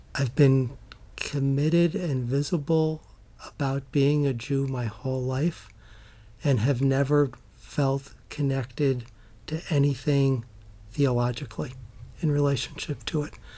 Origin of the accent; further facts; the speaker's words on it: Middletown, New York, United States; grew up in Middletown, New York, which is a small town in the Catskills